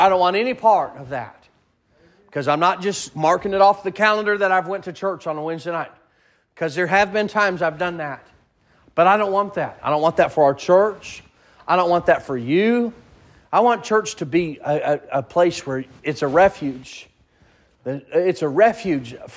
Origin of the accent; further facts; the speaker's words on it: the South, United States; accent: southern; I have probably a southern slang a little bit